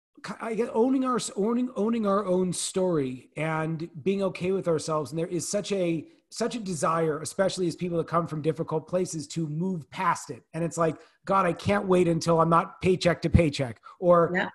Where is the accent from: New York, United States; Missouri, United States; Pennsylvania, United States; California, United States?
California, United States; Northern; I grew up in Northern California